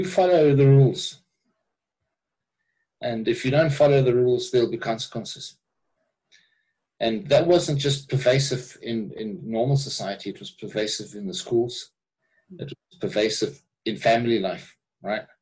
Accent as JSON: {"language": "English", "country": "South Africa", "tie": "born or raised there", "said": "when I grew up in South Africa"}